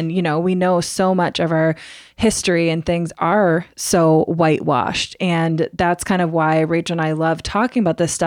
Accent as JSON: {"language": "English", "region": "Michigan", "country": "United States", "tie": "born or raised there", "said": "I grew up in Michigan"}